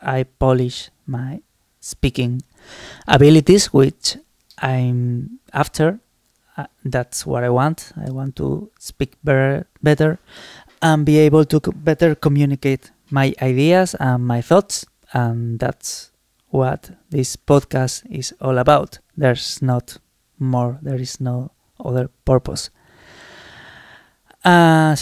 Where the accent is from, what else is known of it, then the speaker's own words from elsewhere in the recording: Spain; accent: very Spanish; first language Spanish; English is a second language; I sound really very Spanish when I'm talking in English